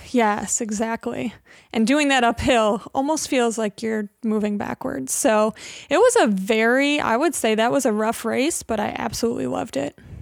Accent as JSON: {"language": "English", "town": "Hamlin", "region": "New York", "country": "United States", "tie": "born or raised there", "also_born_or_lived": "Buffalo", "lives_now": "Rochester, United States", "said": "I grew up in Hamlin, uh, in Brockport"}